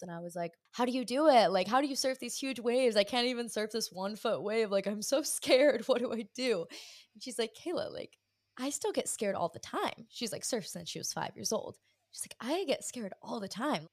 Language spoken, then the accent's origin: English; Hawaii, United States; I grew up in Hawaii